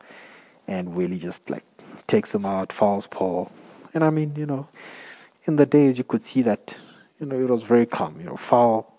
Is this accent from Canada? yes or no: no; South Africa; as a South African or as an African